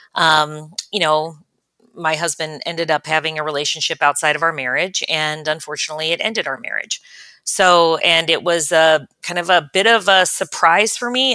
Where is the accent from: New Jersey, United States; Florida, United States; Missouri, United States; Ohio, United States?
Ohio, United States; Cincinnati; also born or lived in California / Chicago / Kansas City; I grew up in Cincinnati, Ohio, and spent the better part of my life there